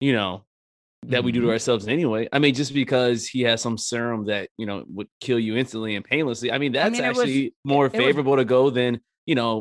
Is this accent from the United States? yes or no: yes; United States; as an American